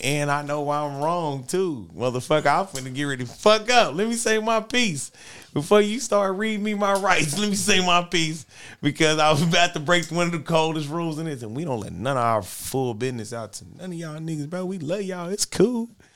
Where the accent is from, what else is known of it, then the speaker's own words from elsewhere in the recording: Los Angeles, California, United States; I'm from Watts